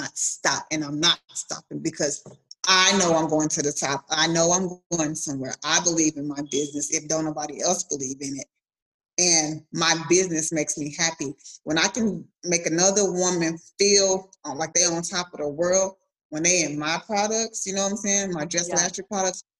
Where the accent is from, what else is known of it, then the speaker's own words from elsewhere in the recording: Clovis, New Mexico, United States; moved away as an adult; now in Texas, United States; my hometown back in New Mexico in Clovis